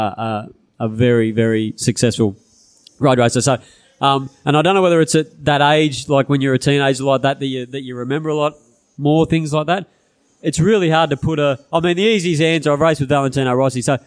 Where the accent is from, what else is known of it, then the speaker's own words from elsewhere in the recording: Narrabri, New South Wales, Australia; I was from Narrabri